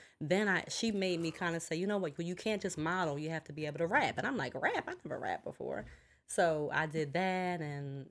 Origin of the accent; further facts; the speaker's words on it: New Jersey, United States; also born or lived in Philadelphia / Chicago; I came to Jersey when I was like 6 or 7